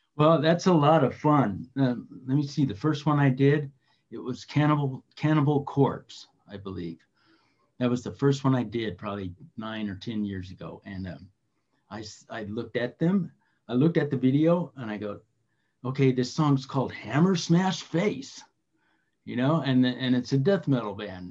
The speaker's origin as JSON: {"language": "English", "town": "Redlands", "region": "California", "country": "United States", "tie": "born or raised there", "said": "Just east of Los Angeles, about 70 miles in a little town called Redlands"}